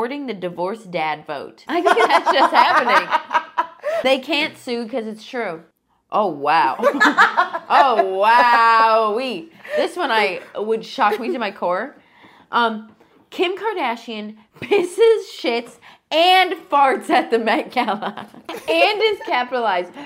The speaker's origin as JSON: {"language": "English", "town": "Alliance", "region": "Ohio", "country": "United States", "accent": "rural", "said": "Alliance, Ohio"}